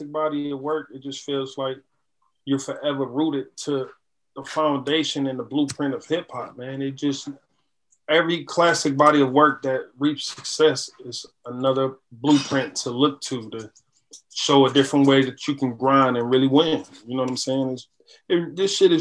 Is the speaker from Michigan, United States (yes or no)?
yes; Detroit, Michigan, United States; I'm from Detroit, man, so like a lot of the music that I grew up on was like soul driven